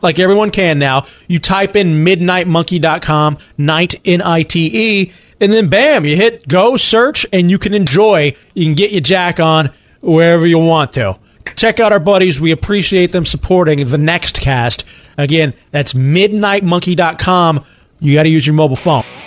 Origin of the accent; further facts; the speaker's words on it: Dallas, Texas, United States; I grew up in Dallas, Texas